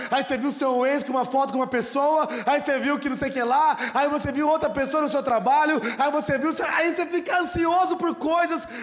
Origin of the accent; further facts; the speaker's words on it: Sertãozinho, São Paulo, Brazil; Eu nasci em Sertãozinho.